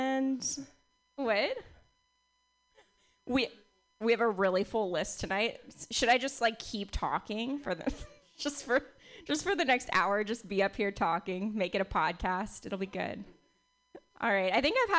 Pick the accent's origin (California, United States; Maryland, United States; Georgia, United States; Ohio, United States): California, United States; Bay Area; I was born and raised in the Bay Area